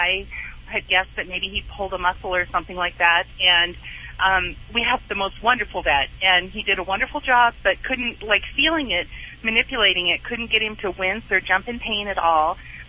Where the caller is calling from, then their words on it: Montana, United States; From Montana.